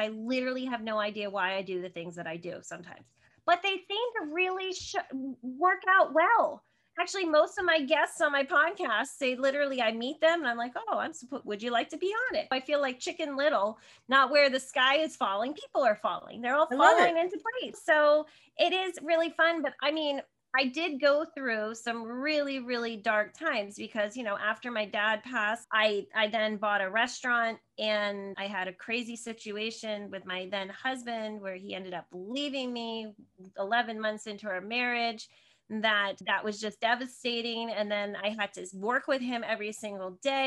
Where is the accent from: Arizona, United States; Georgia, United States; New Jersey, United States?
New Jersey, United States; Northern; moved away as an adult; I grew up in Northern New Jersey, right outside of New York City.